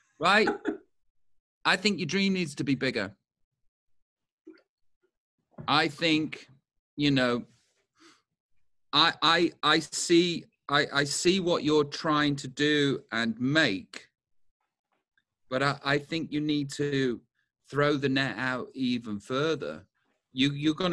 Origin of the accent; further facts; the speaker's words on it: United Kingdom; As British people